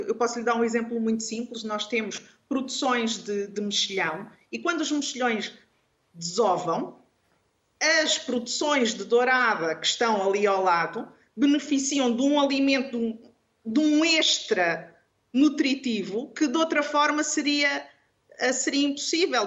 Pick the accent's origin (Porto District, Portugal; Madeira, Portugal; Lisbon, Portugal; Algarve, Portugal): Algarve, Portugal; eu sou algarvia